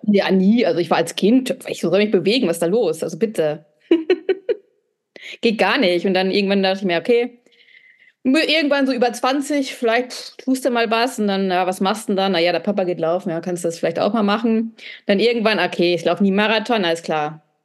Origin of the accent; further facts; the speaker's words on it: North Rhine-Westphalia, Germany; moved away; also born or lived in southern Germany (mountains); in Ostwestfalen, wo ich herkomme